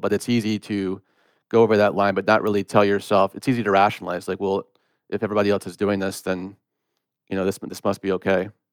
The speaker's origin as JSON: {"language": "English", "area": "Gwinnett County, outside Atlanta", "region": "Georgia", "country": "United States", "tie": "born or raised there", "said": "I grew up in Gwinnett County"}